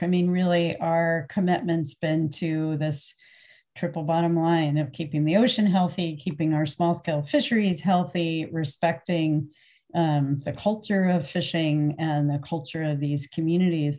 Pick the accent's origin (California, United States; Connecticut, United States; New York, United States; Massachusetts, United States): Connecticut, United States; moved away as an adult; also born or lived in New Hampshire / New Haven, Connecticut; now in Sitka, United States; I grew up in Connecticut and went to college up in New Hampshire, graduate school back in New Haven